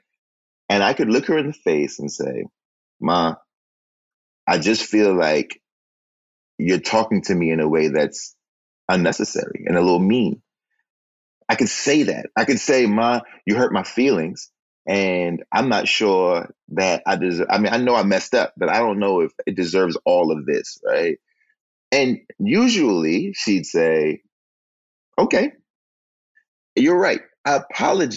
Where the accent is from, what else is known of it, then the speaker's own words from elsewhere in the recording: Oxon Hill, Maryland, United States; I was raised in Oxon Hill, I was raised 3 blocks from the Washington, D.C. line